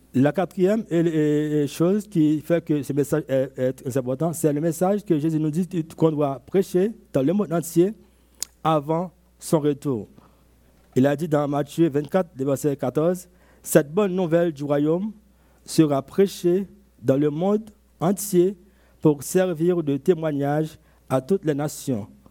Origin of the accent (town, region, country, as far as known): Côte d’Ivoire